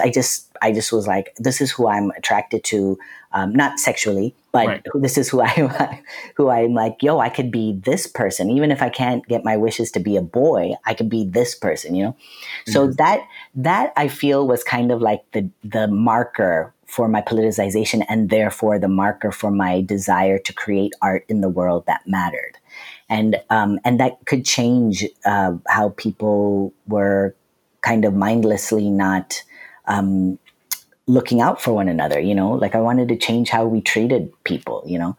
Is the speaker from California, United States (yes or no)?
yes; Lancaster, California, United States; I grew up in Lancaster, California